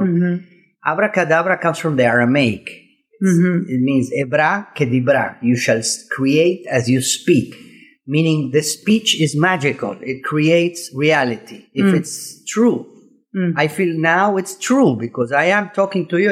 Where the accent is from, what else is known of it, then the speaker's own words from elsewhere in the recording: Córdoba, Argentina; moved away; I'm Argentinian